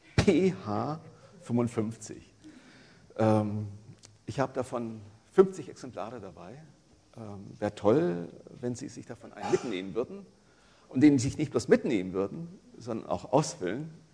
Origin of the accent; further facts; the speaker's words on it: Franconia, Bavaria, Germany; accent: Franconian; Also ich komme aus Franken, da, da kann man kein T und kein P sprechen